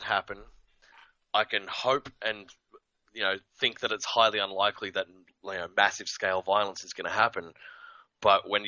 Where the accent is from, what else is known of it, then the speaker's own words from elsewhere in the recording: Australia; being Australian for a lot of my early life